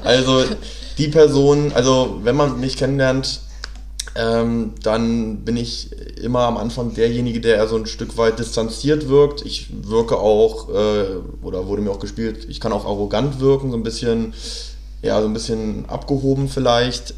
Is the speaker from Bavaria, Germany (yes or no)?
no; Hanover, Lower Saxony, Germany; moved away as an adult; now in Berlin, Germany; ich komme aus äh, Hannover, wohne jetzt aber schon seit fast